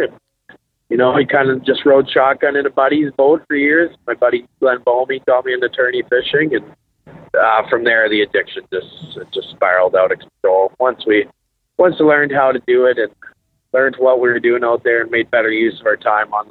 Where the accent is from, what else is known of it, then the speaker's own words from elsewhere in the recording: Regina, Saskatchewan, Canada; I'm from Regina, Saskatchewan, 32 years old. I've grown up fishing Last Mountain Lake and the surrounding area